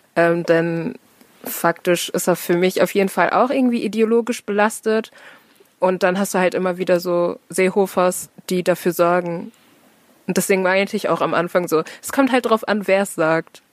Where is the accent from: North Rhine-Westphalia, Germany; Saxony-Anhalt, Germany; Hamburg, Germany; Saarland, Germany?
North Rhine-Westphalia, Germany; Herne; Ich bin born and raised in fucking Herne, ähm, hab fast nur Nordrhein-Westfalen gesehen